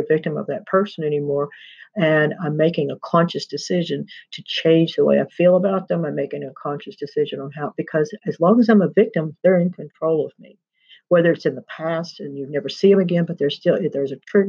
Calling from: Pike Creek, Texas, United States; I'm recording from the Deer Creek Sanctuary in Pike Creek, Texas.

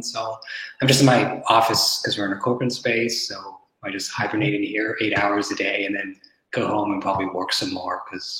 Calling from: Montreal, Quebec, Canada; I'm at home in Montreal, so it's a sunny day.

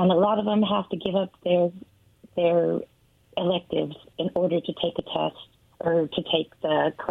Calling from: Richland, Washington, United States; Hi, guys. … from Richland.

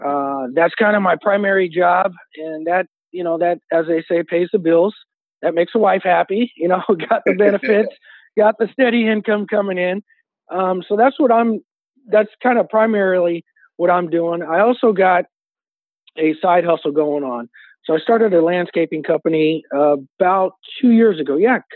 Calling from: Hayward, California, United States; I am calling from the San Francisco Bay Area, Hayward, California.

